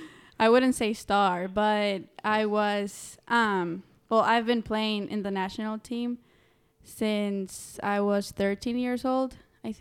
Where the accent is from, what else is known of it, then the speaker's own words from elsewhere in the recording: Tegucigalpa, Francisco Morazán, Honduras; I'm from Tegucigalpa, Honduras. And yeah, if you don't know, it's in the heart of Central America.